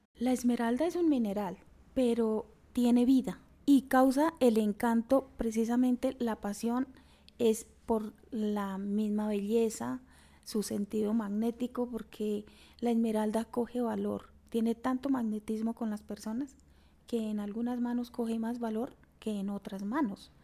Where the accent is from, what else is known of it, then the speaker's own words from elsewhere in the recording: Chiquinquirá, Boyacá, Colombia; also born or lived in Coscuez mines, western Boyacá; yo nací en Chiquinquirá, soy de una familia de 12 hermanos